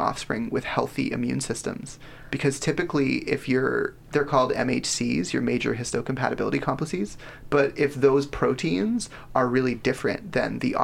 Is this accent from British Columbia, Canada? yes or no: yes; Richmond, British Columbia, Canada; I was born in Richmond General